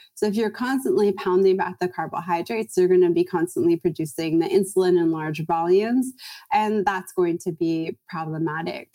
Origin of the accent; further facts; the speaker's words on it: Toronto, Ontario, Canada; moved away as an adult; now in California, United States; I'm from Toronto